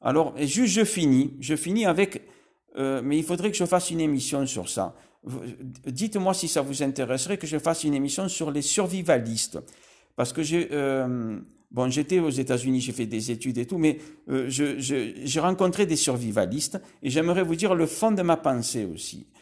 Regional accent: Marseille, Provence-Alpes-Côte d'Azur, France; Là, je suis à Marseille. Je, je suis né à Marseille

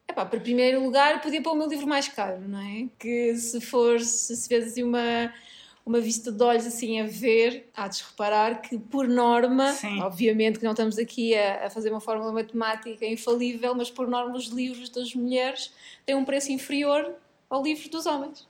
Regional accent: Portugal; sou muito portuguesa

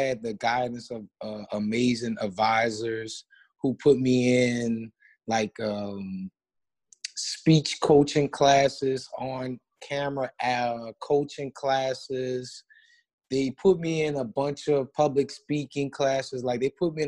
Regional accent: New Orleans, Louisiana, United States; moved away as an adult; also born or lived in Baton Rouge, Louisiana; now in Lafayette, United States; in New Orleans, in my hometown.

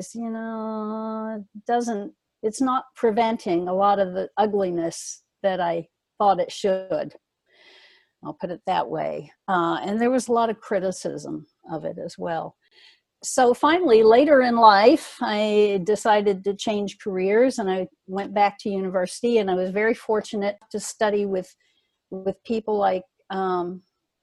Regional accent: the Jim Crow South, United States; I grew up in the Jim Crow South

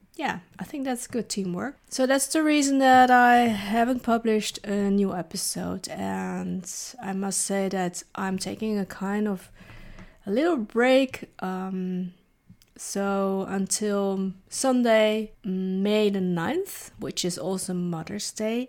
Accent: Netherlands; also born or lived in Leiden / The Hague / Rotterdam; I've lived here in the Netherlands since I was eight. So basically, the Netherlands is my home country

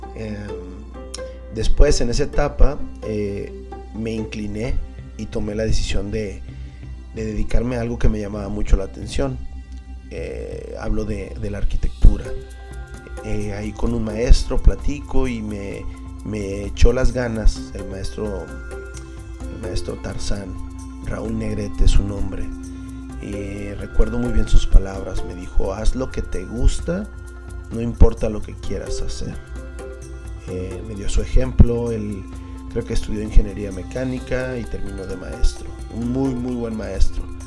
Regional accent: Tijuana, Baja California, Mexico; Yo nací aquí en Tijuana.

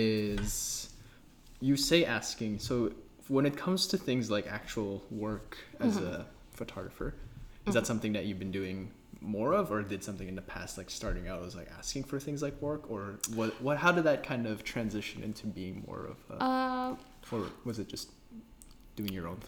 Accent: Philippines; as also Filipino

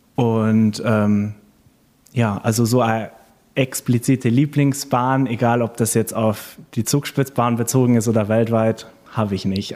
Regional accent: Dornum, Lower Saxony, Germany; moved away; Also ich komme ursprünglich aus Dornum, das ist ein kleiner Ort an der Nordseeküste

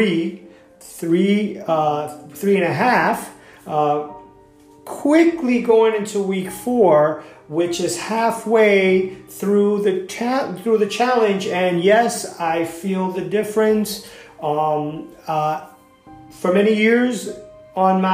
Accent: New York, United States; I'm from New York

